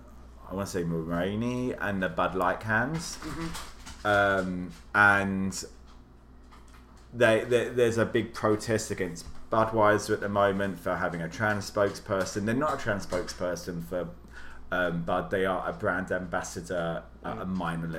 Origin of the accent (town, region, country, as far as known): Wales, United Kingdom; now in United States